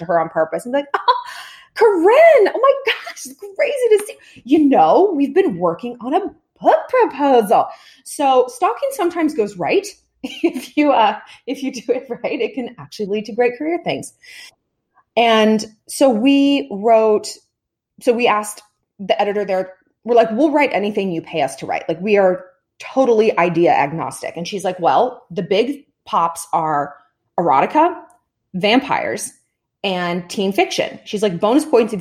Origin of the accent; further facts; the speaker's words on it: Southern California, United States; I grew up in Southern California